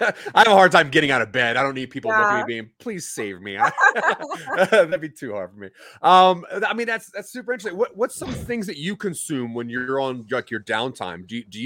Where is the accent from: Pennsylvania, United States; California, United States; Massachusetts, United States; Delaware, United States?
Pennsylvania, United States; Philadelphia; I came from Philadelphia. So when I came out here, I was like trying to find a place to start doing stand-up in Colorado.